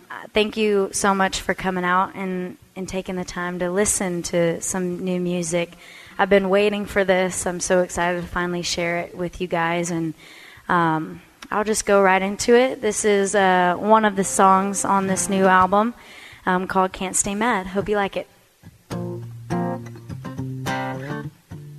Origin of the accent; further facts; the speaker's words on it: Texas, United States; I'm from Texas, so we have that Texas feel to us